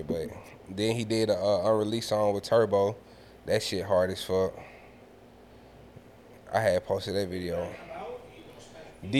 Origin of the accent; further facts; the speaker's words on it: Atlanta, Georgia, United States; me being from the city for real